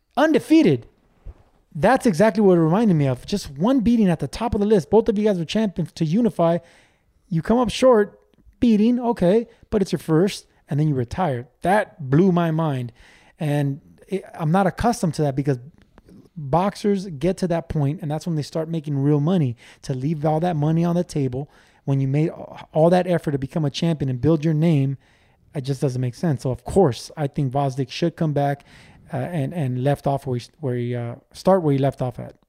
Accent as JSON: {"language": "English", "town": "Los Angeles", "region": "California", "country": "United States", "tie": "born or raised there", "said": "we grow up from nothing. I, I came from East L"}